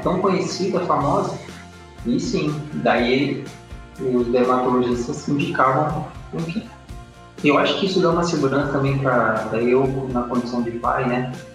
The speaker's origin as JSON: {"language": "Portuguese", "town": "Rio Grande", "region": "Rio Grande do Sul", "country": "Brazil", "tie": "born or raised there", "moved": "as an adult", "lives_now": "Florianópolis, Brazil", "said": "Sou natural da cidade do Rio Grande, lá no Rio Grande do Sul, extremo sul do estado."}